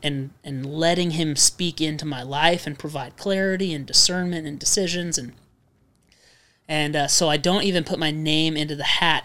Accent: Redlands, California, United States; moved away; a church from Redlands, the city we were born and raised

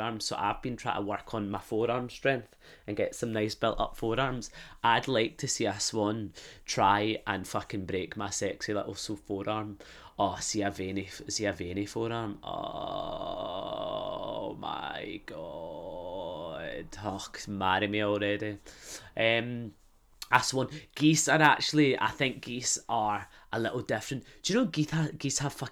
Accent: Glasgow, Scotland, United Kingdom; moved away; I'd come back to Glasgow

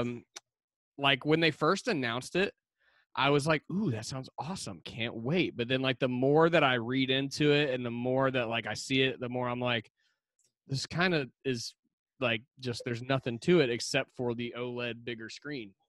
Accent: Lugoff, South Carolina, United States; I grew up here in Lugoff, South Carolina

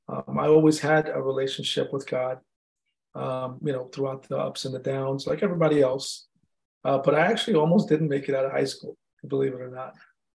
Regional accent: India; I'm Indian, they're gonna kick me out of my house, you know.

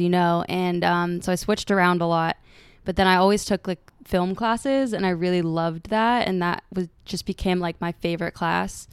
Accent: San Francisco, California, United States; moved away as an adult; now in Los Angeles, United States; I was raised in San Francisco.

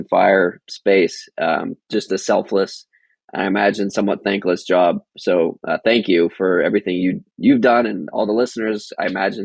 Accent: outside of Boston, Massachusetts, United States; I was born outside of Boston, Massachusetts.

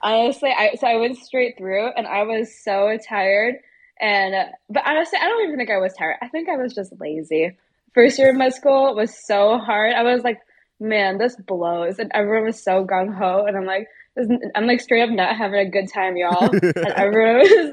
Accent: Plymouth, Minnesota, United States; I grew up here in Minnesota. I grew up like 20 minutes outside Minneapolis, but I've lived here pretty much my whole life

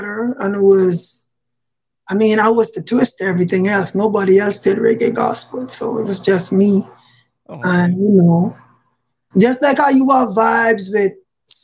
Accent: Nassau, New Providence, Bahamas; now in Newport News, United States; I am originally from Nassau, Bahamas, but I reside in Virginia. I stay in the Newport News area.

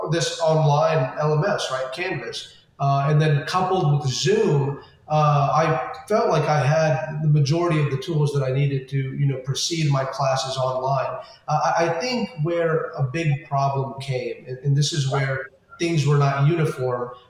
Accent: California, United States; born there; Um, and I was born over in California, which is where they first, you know, they first came to.

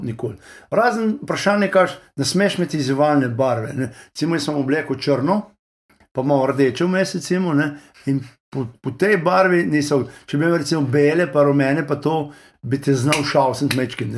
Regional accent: Lower Carniola, Slovenia; moved away as an adult; also born or lived in Texas, United States; now in United States; dolenci smo tako, uh, smo tak, dobro srčen narod odprti

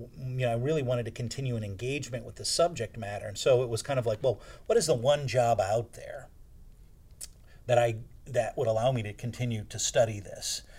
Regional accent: South Bend, Indiana, United States; moved away as an adult; I was born and raised in South Bend, Indiana

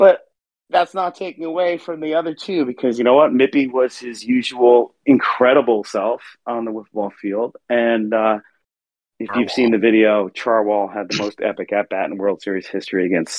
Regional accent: East Coast, United States; As I mentioned earlier, I'm from the East Coast, and I don't have a ton of Minnesota friends

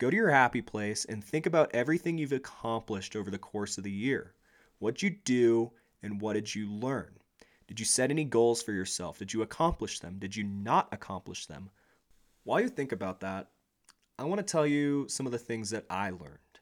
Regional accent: United States; We as a nation

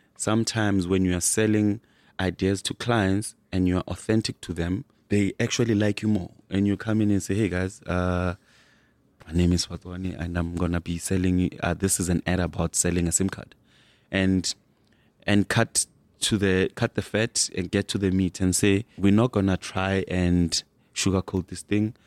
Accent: Soweto, Gauteng, South Africa; grew up in Soweto.

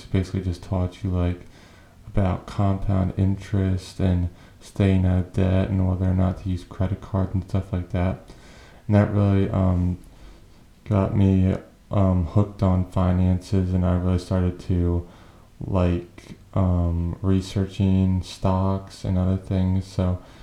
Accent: New Hampshire, United States; now in Delaware, United States; I was born in New Hampshire, live in Delaware now

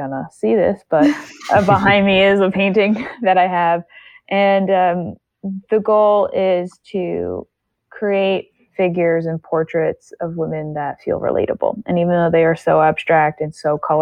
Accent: United States; specifically in America, because I'm American

